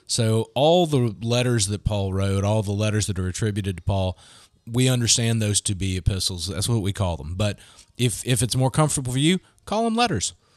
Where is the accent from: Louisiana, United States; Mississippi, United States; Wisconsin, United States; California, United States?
Mississippi, United States; Gulfport; moved away as an adult; also born or lived in Muskogee, Oklahoma; I grew up in Gulfport